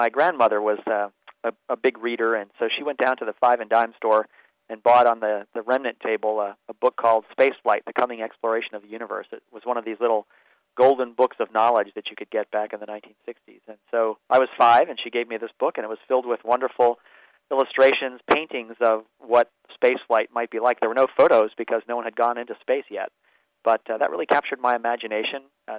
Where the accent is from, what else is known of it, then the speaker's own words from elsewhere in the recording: Baltimore, Maryland, United States; I had it out a lot in suburban Baltimore. And along with the fact that they were building rockets in my hometown